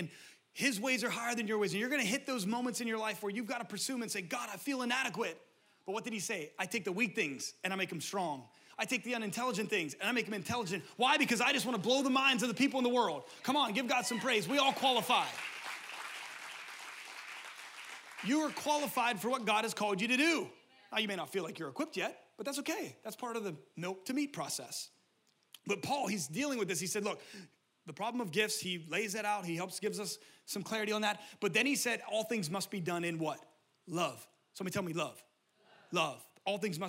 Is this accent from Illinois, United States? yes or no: no; Pennsylvania, United States; now in California, United States; The people that I grew up in Pennsylvania